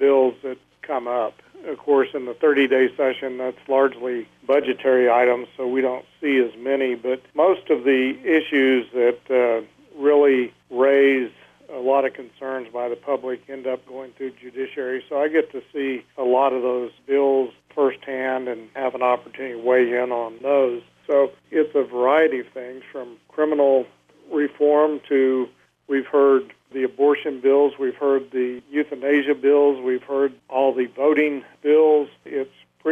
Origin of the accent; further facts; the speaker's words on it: Clovis, New Mexico, United States; also born or lived in Roswell, New Mexico / California; I was born and raised here in southeast New Mexico. I was actually born in Roswell. I grew up in Clovis, New Mexico